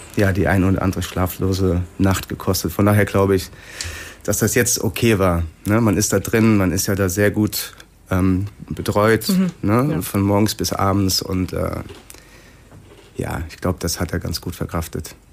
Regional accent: Sinn, Hesse, Germany; Ich komme aus Sinn.

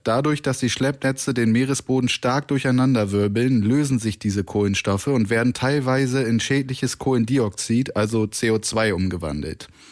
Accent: Northern Germany, Germany; now in Cologne, Germany; bei uns im Norden

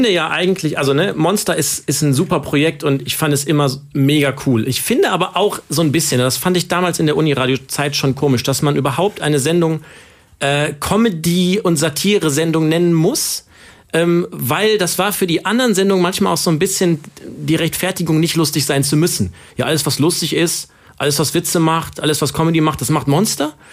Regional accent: Cologne, North Rhine-Westphalia, Germany; Ich habe euch heute mitgenommen in meine Heimatstadt Köln.

